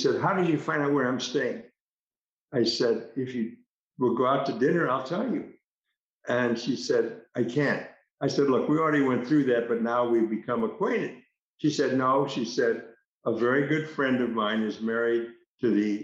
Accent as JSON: {"language": "English", "country": "United States", "said": "being an American"}